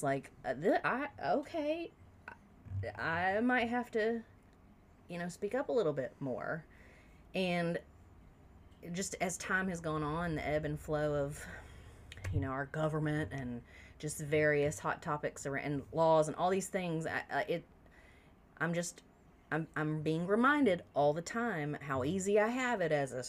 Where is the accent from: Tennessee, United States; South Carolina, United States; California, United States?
South Carolina, United States; I grew up in South Carolina.